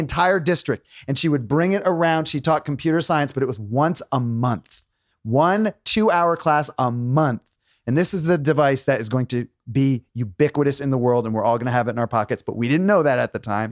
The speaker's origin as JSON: {"language": "English", "town": "New London", "region": "Connecticut", "country": "United States", "tie": "born or raised there", "also_born_or_lived": "Maine", "moved": "as an adult", "said": "I grew up in Connecticut"}